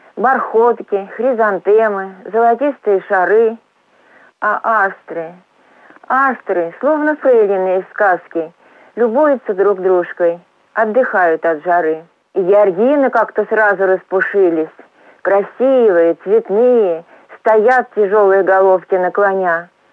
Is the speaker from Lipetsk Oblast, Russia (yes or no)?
yes; Gryazi, Lipetsk Oblast, Russia; also born or lived in Voronezh; Родилась и живу я в городе грязи